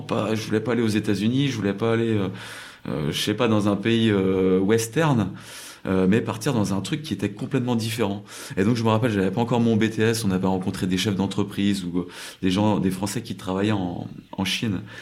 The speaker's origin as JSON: {"language": "French", "country": "France", "tie": "born or raised there", "also_born_or_lived": "New Zealand / China / South Korea", "moved": "as an adult", "lives_now": "Seoul, South Korea", "said": "quand je rentre en France ou quand j'ai grandi en France"}